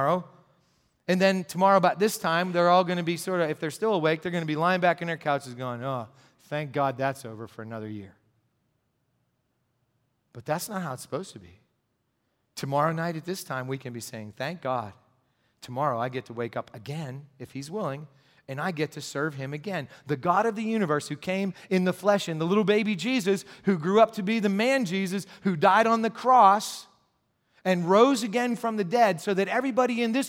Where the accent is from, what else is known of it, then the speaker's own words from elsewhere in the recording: Gipsy, Pennsylvania, United States; I grew up in Gypsy, Pennsylvania, a place that makes Bedford Falls look like New York City